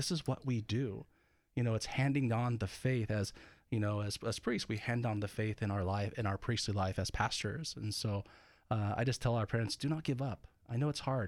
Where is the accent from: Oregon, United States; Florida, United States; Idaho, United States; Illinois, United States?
Oregon, United States; Eastern; growing up in Eastern Oregon